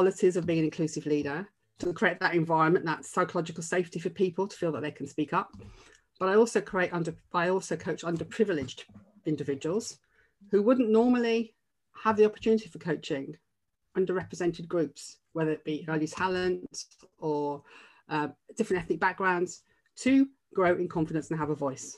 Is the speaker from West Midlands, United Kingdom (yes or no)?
yes; Birmingham, West Midlands, United Kingdom; So I'm a Brummie. I come from Birmingham, from a very, very underprivileged background.